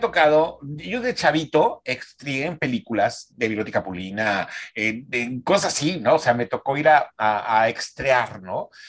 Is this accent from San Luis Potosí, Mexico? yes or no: yes; San Luis Potosí, Mexico; moved away as an adult; now in Monterrey, Mexico; yo nací en San Luis Potosí, este, me vengo a Monterrey a estudiar la carrera de cine